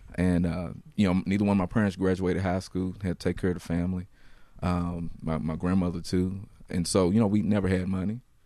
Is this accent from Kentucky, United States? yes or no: yes; Louisville, Kentucky, United States; I grew up in Louisville, so I, I grew up in the west